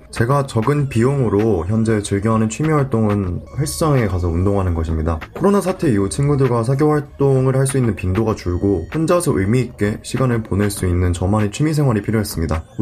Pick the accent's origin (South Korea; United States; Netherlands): South Korea; Seoul; I'm from Seoul.